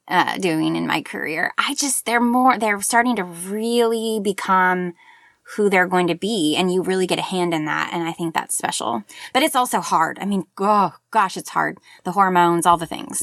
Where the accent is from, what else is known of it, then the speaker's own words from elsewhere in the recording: Tulsa, Oklahoma, United States; also born or lived in Joplin, Missouri; now in Oklahoma City, United States; I was born in Joplin, Missouri, and then my family li-, uh, lived, uh, in Tulsa, and now I live in Oklahoma City with my family